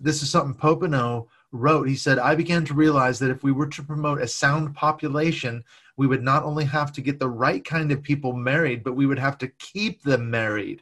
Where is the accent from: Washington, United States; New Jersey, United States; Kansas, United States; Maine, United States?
Washington, United States; moved away; my home state, Washington State